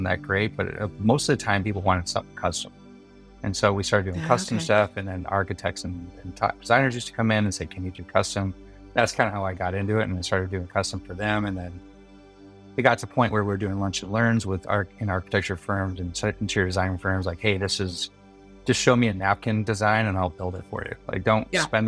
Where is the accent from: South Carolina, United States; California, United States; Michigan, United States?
Michigan, United States; Milford; also born or lived in Detroit, Michigan; now in San Diego, United States; We were in Milford, Michigan